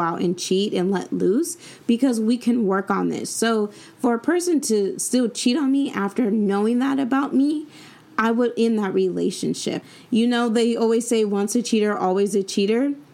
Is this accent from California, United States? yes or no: yes; San Diego, California, United States; moved away as an adult; now in Sacramento, United States; Growing up in San Diego